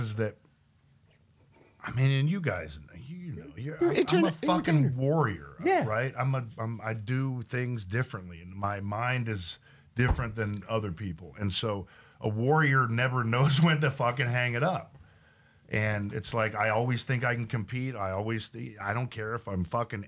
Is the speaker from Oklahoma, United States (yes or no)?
yes; Oklahoma, United States; also born or lived in Los Angeles / San Diego; now in Texas, United States; I grew up in Oklahoma.